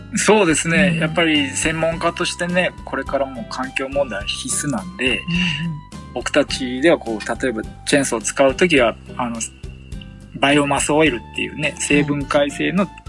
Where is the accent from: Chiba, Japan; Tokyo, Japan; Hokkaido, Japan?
Tokyo, Japan; moved away as an adult; now in Iida, Japan; 僕東京生まれの東京育ちなんで